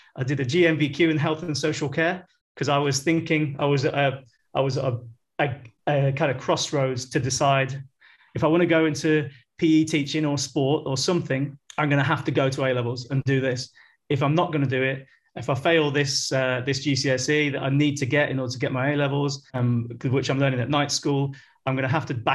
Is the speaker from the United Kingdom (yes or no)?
yes; Leicester, East Midlands, United Kingdom; moved away as an adult; now in Shanghai, China; when I was a young lad growing up in Leicester